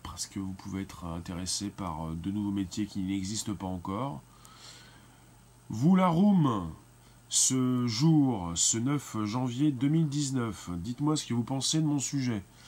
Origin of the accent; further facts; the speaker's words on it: France; en tant que Français principalement